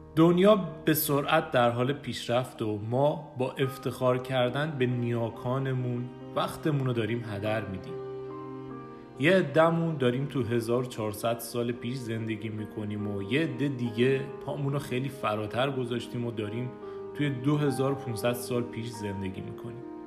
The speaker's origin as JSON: {"language": "Persian", "country": "Iran", "said": "ما ایرانی‌ها"}